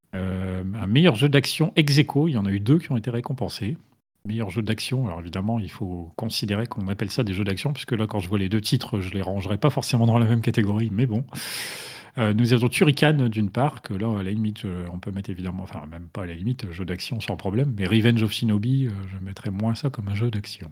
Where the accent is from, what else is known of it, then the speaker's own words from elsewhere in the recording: the North, France; je suis du Nord.